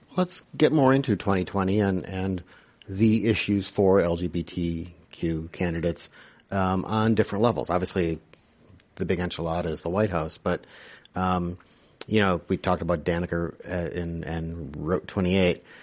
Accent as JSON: {"language": "English", "region": "Wisconsin", "country": "United States", "tie": "born or raised there", "said": "My home state"}